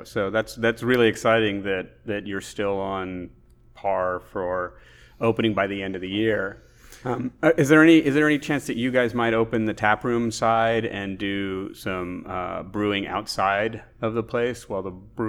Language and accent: English; Alabama, United States; now in Texas, United States; I moved to Texas from Alabama in 1988 and moved to Central Texas, which has a strong German tradition.